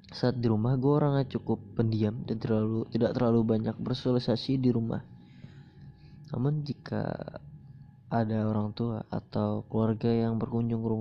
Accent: Banjarmasin, South Kalimantan, Indonesia; born there; Gue dilahirkan di Banjarmasin pada, tang pada tanggal 20 Mei tahun 2003.

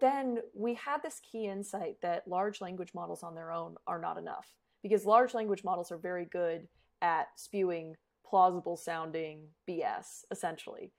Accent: Colorado, United States; moved away as an adult; also born or lived in Phoenix, Arizona / Australia; I was born in Phoenix, but raised in Colorado.

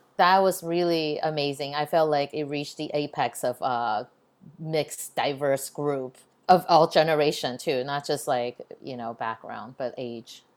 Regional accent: Texas, United States; also born or lived in Taiwan; I grew up in Texas where I grew up in a time where being Asian is not cool

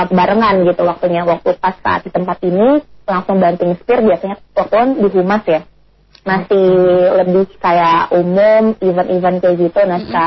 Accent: Bogor, West Java, Indonesia; also born or lived in Cibinong; aku lahirnya di Bogor

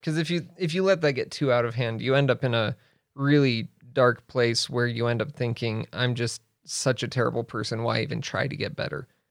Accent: Riverton, Wyoming, United States; also born or lived in Arizona / Laramie, Wyoming / China; I grew up in Riverton. in Riverton, Wyoming, Central Wyoming. And I was there through high school.

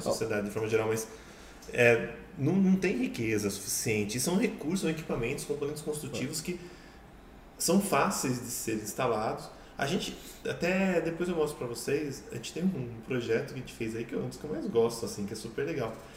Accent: Sorocaba, São Paulo, Brazil; eu cresci num condomínio aqui em Sorocaba que tinha poço.

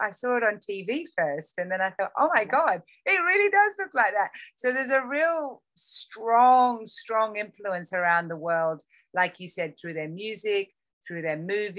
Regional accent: Australia; moved away; when I was growing up in Australia, we're so influenced by North America there.

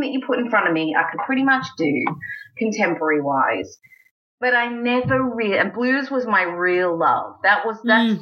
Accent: Australia; moved away as an adult; also born or lived in United States; now in England, United Kingdom; I'm Australian

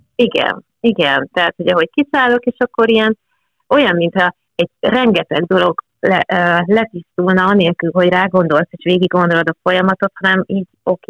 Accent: Eger, Heves, Hungary; itt nőttem fel

